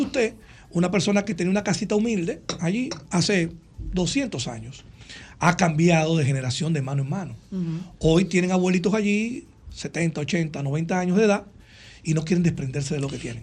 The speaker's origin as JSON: {"language": "Spanish", "town": "Santo Domingo", "country": "Dominican Republic", "tie": "born or raised there", "said": "nosotros donde yo nací, me crié en el mirador cerca donde vivíamos antes"}